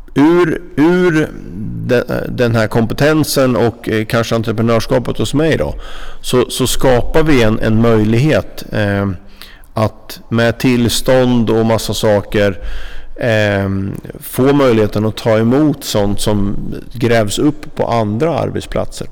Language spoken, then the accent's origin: Swedish; Norrköping, Östergötland, Sweden; moved away; Jag är en Norrköpingskille från början